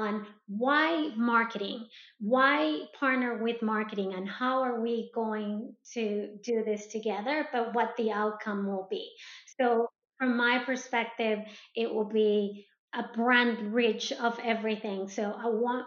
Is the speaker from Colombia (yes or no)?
yes; Colombia; moved away; I am originally from South America, from Colombia, so as a Latino